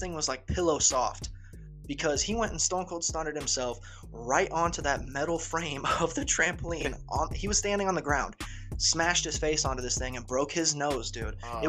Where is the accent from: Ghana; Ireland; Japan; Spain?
Ireland; I am Irish, but nonetheless, my obsession with it all grew from kung fu movies as a child